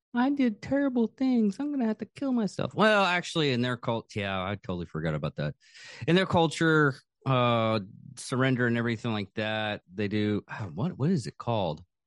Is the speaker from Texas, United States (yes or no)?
yes; Texas, United States; accent: Texas; my Texas accent